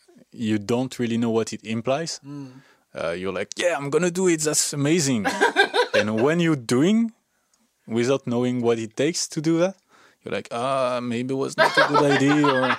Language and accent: English; Aix-en-Provence, Provence-Alpes-Côte d'Azur, France; English is a second language; moved away as an adult; now in Canada; I did a test from my hometown, like Aix-en-Provence.